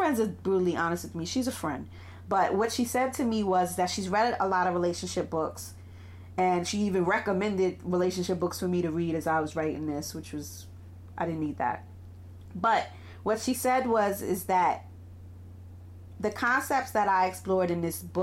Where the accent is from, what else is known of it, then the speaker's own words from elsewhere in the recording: New York City, New York, United States; I run a private practice out of Brooklyn, New York, which is my hometown